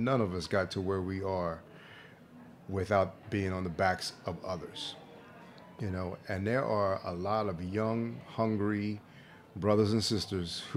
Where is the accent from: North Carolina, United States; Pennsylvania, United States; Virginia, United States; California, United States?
Pennsylvania, United States; Philadelphia; moved away as an adult; also born or lived in New York City; we're both from Philly